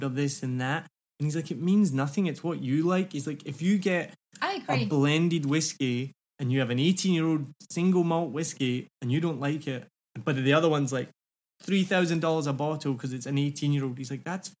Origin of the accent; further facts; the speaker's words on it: Scotland, United Kingdom; now in Vietnam; I'm from Scotland.